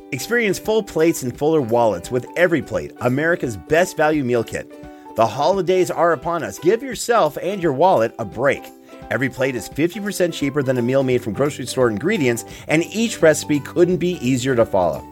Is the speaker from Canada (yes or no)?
yes; Canada; I'm Canadian